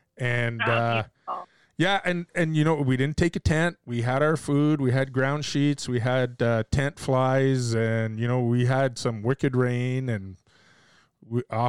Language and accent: English; Canada; I'm Canadian